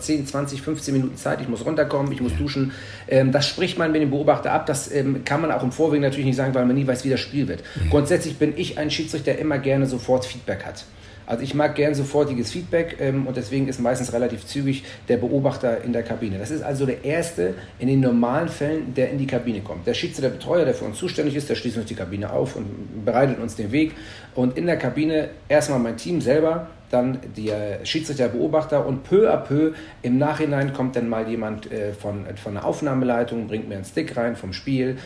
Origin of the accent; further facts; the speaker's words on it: Hamburg, Germany; Ich bin ja Hamburger.